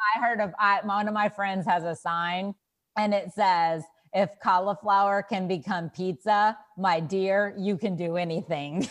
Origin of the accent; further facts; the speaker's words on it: Texas, United States; I am from Texas